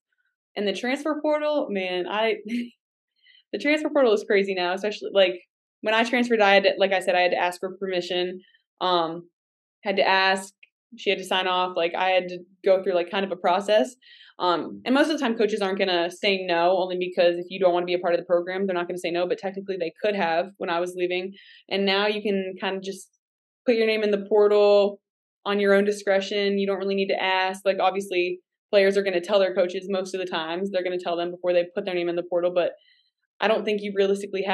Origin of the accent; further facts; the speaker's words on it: Pittsburgh, Pennsylvania, United States; moved away; I am from the Pittsburgh area